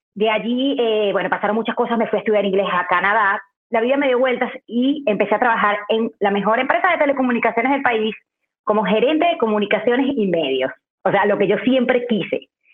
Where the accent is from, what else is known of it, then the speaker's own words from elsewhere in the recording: Valencia, Carabobo, Venezuela; moved away as an adult; also born or lived in Caracas, Venezuela; En Valencia, de donde yo soy, no había y yo estudié cualquier cosa